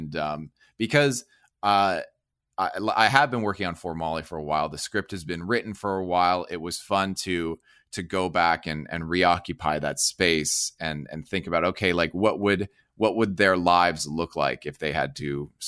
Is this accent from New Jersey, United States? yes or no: yes; New Jersey, United States; I grew up in Jersey.